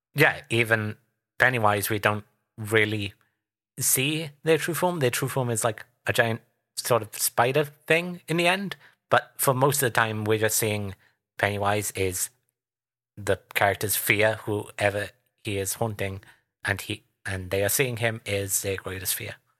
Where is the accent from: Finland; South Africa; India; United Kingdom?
United Kingdom; as a Brit